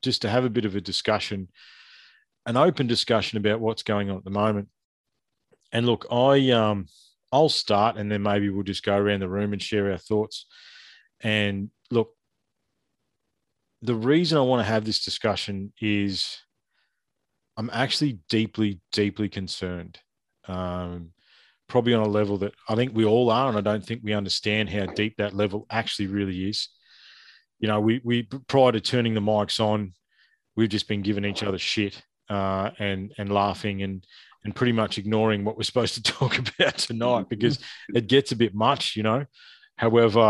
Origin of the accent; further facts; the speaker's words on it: Ballarat, Victoria, Australia; I'm from Ballarat. I grew up a stone's throw from where that happened